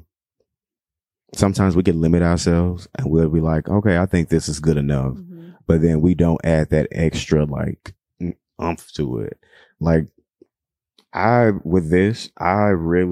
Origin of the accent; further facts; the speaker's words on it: Chicago, Illinois, United States; I'm from Chicago